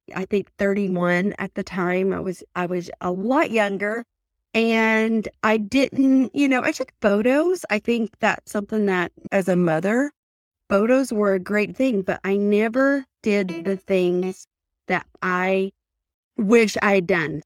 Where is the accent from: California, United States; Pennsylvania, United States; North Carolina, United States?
North Carolina, United States; Pickering; now in Utah, United States; I'm originally from Pickering, North Carolina, and I live in Utah now